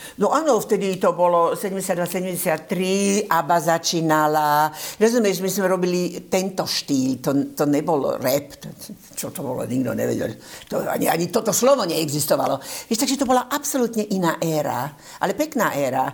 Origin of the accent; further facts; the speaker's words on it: Slovakia; moved away; keďže som Slovenka, vnímam to ako môj, e, e, môj štát